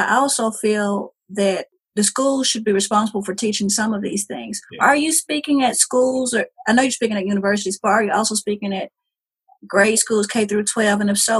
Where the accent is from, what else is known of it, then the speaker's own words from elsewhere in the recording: Jacksonville, North Carolina, United States; also born or lived in Florida; I told him I was from Jacksonville.